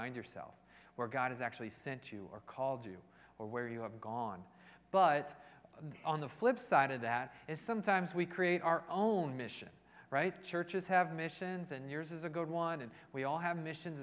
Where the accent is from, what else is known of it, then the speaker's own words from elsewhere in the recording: Indianapolis, Indiana, United States; now in Cleveland, United States; I'm actually from Indianapolis originally. Kind of born and raised in Indianapolis, Indiana, but I hail from Cleveland at this time.